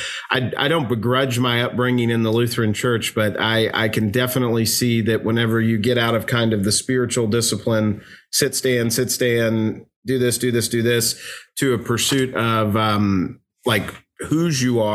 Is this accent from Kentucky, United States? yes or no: yes; Louisville, Kentucky, United States; I was born and raised in Louisville, Kentucky. Lord willing, I'll die here.